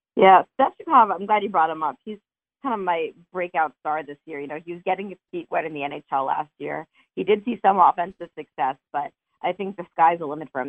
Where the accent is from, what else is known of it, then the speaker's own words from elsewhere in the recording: Montclair, New Jersey, United States; moved away; I'm from Montclair.